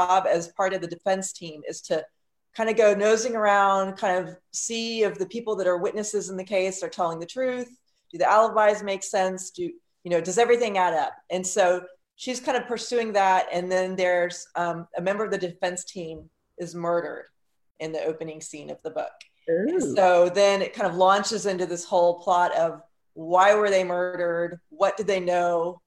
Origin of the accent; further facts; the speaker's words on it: Houston, Texas, United States; I grew up near Buffalo Bayou, which is one of the the bayous that flooded in West Houston